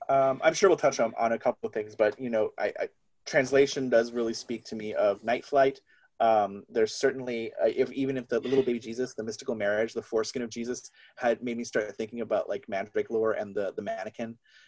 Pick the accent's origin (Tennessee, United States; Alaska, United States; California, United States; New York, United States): California, United States; California. You know, quartz was a big part of the 90s.